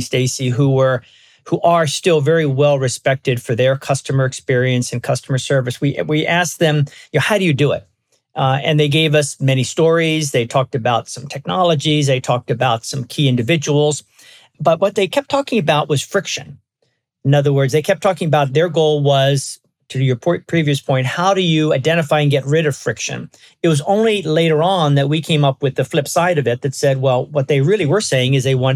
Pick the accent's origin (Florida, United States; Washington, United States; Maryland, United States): Maryland, United States; Baltimore; moved away as an adult; also born or lived in California; now in West Coast, United States; I grew up in Baltimore. I've been on the West Coast for a long, long time, but I grew up in Baltimore